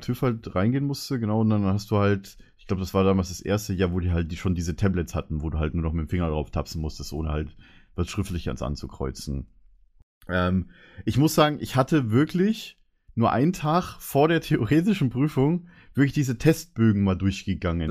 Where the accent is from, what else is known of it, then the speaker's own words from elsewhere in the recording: Karlsfeld, Bavaria, Germany; mein Heimatdorf heißt ja Karlsfeld